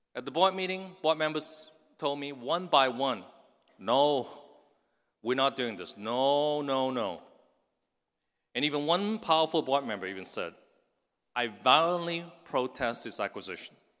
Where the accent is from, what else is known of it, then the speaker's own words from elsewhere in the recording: Hong Kong; now in United States; I was raised in Hong Kong in the nineteen sixties and seventies.